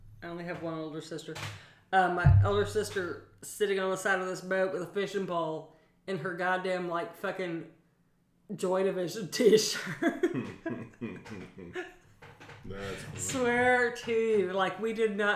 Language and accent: English; Portland, Oregon, United States; moved away; also born or lived in Pacific Northwest; I grew up in Portland, but we're Southern